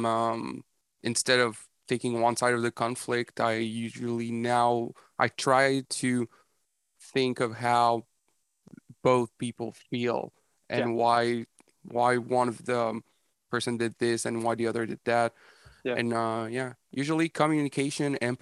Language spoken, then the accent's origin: English; Montreal, Quebec, Canada; I'm from Montreal, and it's a bit different here